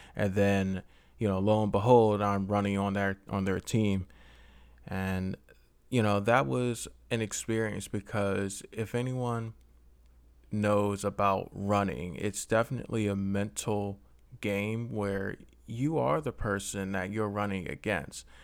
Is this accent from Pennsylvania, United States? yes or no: yes; Philadelphia, Pennsylvania, United States; I am from Philly